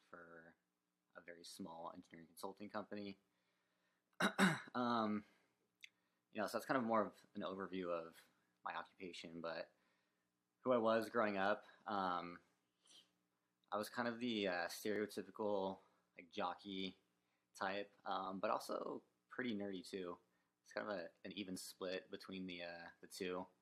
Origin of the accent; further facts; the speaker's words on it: San Jose, California, United States; moved away; also born or lived in Los Angeles, California; I was born in San Jose, California, uh, up north